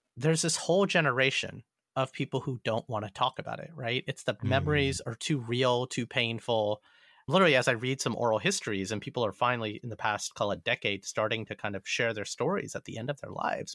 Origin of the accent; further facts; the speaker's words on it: Alabama, United States; now in New York, United States; all my friends from Alabama get really mad at me that I don't own up to being born and raised in the South